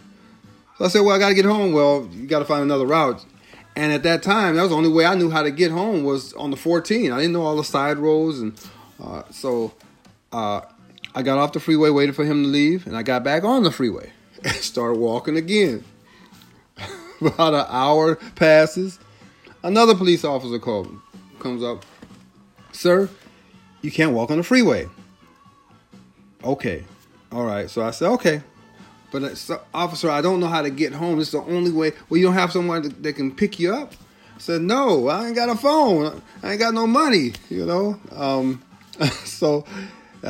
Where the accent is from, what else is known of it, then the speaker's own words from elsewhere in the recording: Long Beach, California, United States; also born or lived in Carson, California; I grew up in Long Beach and in Carson